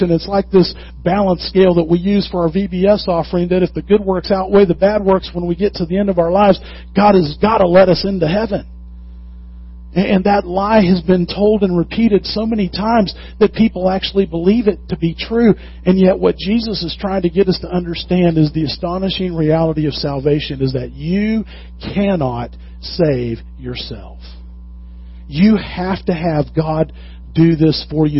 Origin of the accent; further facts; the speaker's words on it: the South, United States; I'm from the South